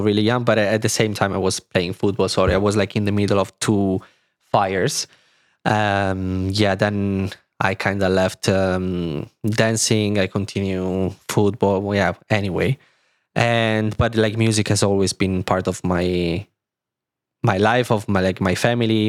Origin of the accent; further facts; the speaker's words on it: small city about 30 km from Milan, Lombardy, Italy; English is a second language; moved away as an adult; now in Berlin, Germany; in Milan, which is, like, thirty kilometers from my, from my hometown